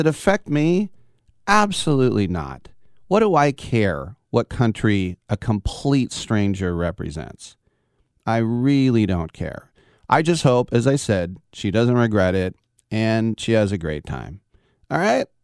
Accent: East Bay, California, United States; I grew up in the East Bay, which is very anti-American

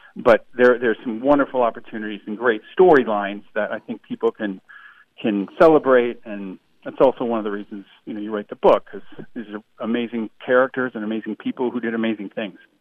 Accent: Toledo, Ohio, United States; I grew up in Toledo, Ohio

